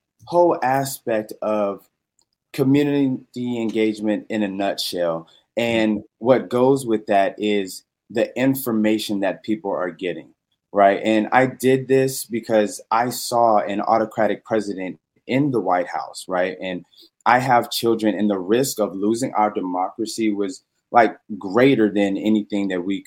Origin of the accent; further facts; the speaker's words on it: Petersburg, Virginia, United States; also born or lived in Horry County, South Carolina; I am originally from Petersburg, Virginia